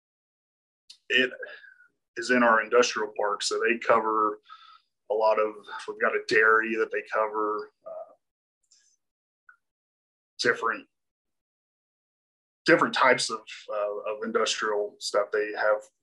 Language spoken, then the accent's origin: English; Lexington, Kentucky, United States; I'm from originally from Lexington, Kentucky